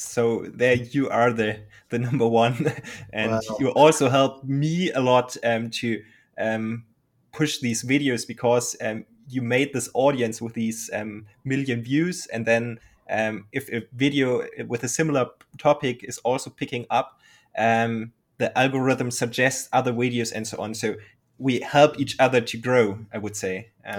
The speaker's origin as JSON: {"language": "English", "country": "Germany", "second_language": "English", "said": "I'm from Germany and I'm trying to speak English somehow."}